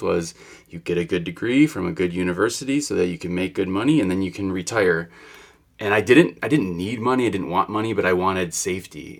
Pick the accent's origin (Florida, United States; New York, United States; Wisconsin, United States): Wisconsin, United States; moved away; I come from Wisconsin